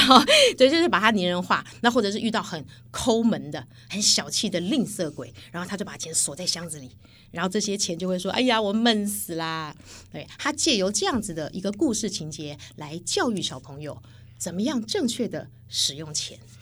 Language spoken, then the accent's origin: Chinese; Taiwan; 我们台湾人就会觉得，我们讲话都文绉绉的